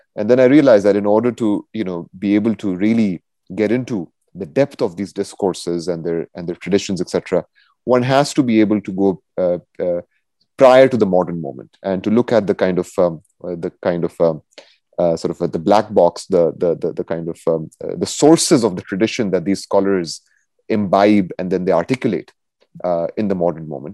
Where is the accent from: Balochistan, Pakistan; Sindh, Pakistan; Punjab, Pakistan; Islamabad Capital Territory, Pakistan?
Balochistan, Pakistan; Quetta; moved away as an adult; also born or lived in Minnesota, United States; now in United States; I'm originally from Pakistan, from oh. Quetta in Pakistan